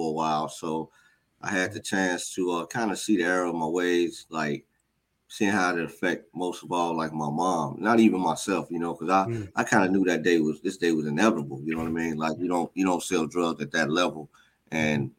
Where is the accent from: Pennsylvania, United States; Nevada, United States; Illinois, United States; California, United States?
Illinois, United States; Chicago; born and raised on the South Side of Chicago, gang, drug violence, the normal kind of stuff